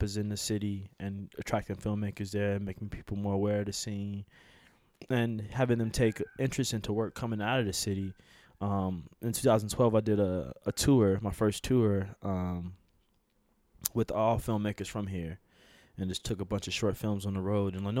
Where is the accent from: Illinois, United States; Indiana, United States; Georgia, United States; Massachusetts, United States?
Illinois, United States; Chicago; I'm from Chicago